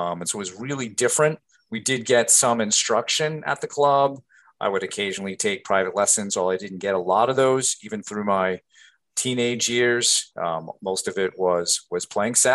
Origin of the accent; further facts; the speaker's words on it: Rhode Island, United States; growing up in Rhode Island